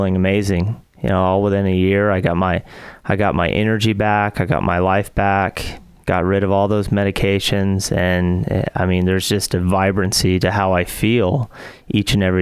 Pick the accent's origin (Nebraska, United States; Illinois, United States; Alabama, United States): Alabama, United States; Huntsville; moved away as an adult; also born or lived in Seattle; I'm from Huntsville, Alabama. Grew up here, went to Grissom High School